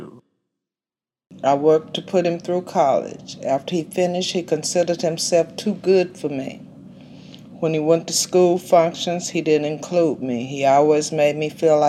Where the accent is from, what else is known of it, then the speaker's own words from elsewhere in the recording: Midland, Texas, United States; I was born in West Texas, Midland.